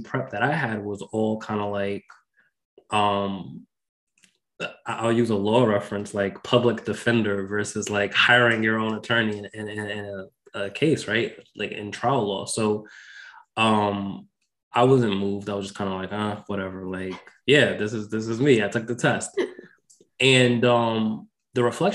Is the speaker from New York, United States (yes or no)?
yes; Westchester County, New York, United States; I also grew up in New York, I grew up in Westchester County